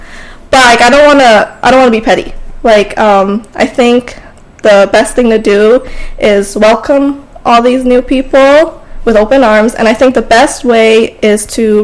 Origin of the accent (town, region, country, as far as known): Edmonton, Alberta, Canada; born or raised there